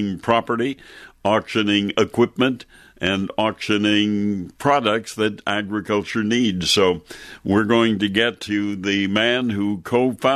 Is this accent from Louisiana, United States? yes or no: no; Wisconsin, United States; When I was growing up on the Wisconsin dairy farm